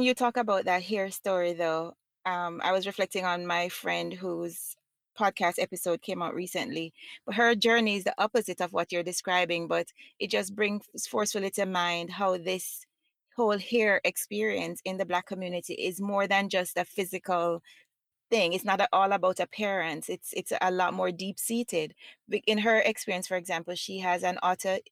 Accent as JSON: {"language": "English", "country": "Jamaica", "said": "as a Jamaican"}